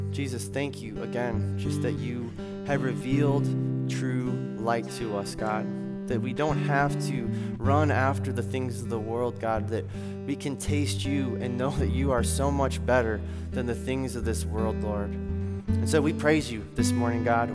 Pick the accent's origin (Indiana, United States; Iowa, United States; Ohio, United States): Iowa, United States; I'm from Iowa